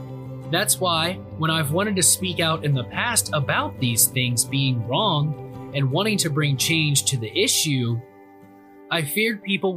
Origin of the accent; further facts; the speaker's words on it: Worthington, Ohio, United States; Growing up in Worthington, Ohio, my whole life, I've been very fortunate to live in a safe community with great people.